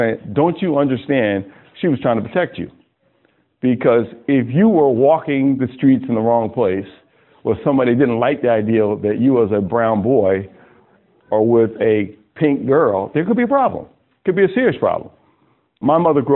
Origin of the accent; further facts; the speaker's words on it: Westchester County, Hudson Valley, New York, United States; also born or lived in Ossining, New York; I grew up in Westchester County, the Hudson Valley, about maybe 40 minutes from Manhattan, real pretty area.